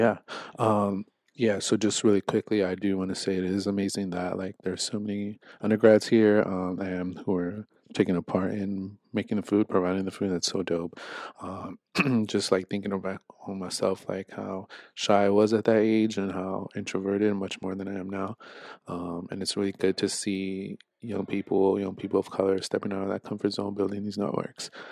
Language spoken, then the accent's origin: English; Los Angeles, California, United States; moved away as an adult; I'm from Los Angeles, uh, from the San Fernando Valley, specifically in North Hollywood.